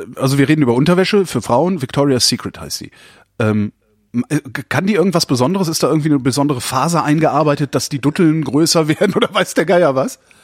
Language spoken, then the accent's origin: German; near Brühl, North Rhine-Westphalia, Germany; wir sind in der Nähe aufgewachsen